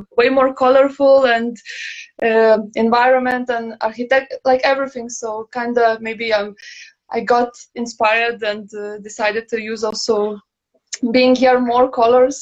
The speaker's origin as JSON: {"language": "English", "country": "Lithuania", "moved": "as an adult", "lives_now": "Copenhagen, Denmark", "said": "originally I'm from Lithuania, Litauen, and now based in Copenhagen already the fourth year"}